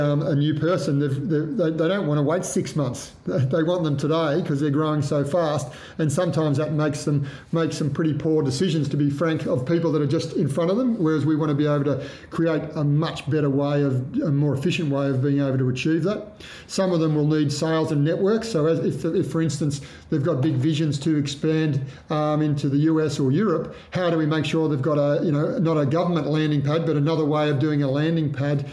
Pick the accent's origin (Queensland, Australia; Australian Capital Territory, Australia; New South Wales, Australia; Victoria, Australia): New South Wales, Australia; Cowra; I grew up in Cowra in Western New South Wales